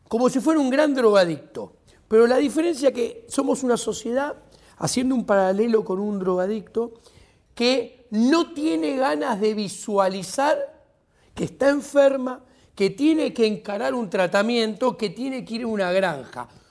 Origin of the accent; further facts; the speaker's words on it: Buenos Aires, Argentina; also born or lived in England; Soy estudiante de la UBA desde el 85, porque fui al Colegio Nacional de Buenos Aires, que es en la secundaria de la Universidad de Buenos Aires.